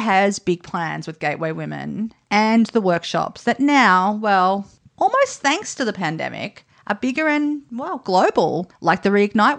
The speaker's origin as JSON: {"language": "English", "region": "Sicily", "country": "Italy", "tie": "born or raised there", "moved": "yes", "lives_now": "Australia", "said": "I was born in Italy, in Sicily, and many of my family are still there."}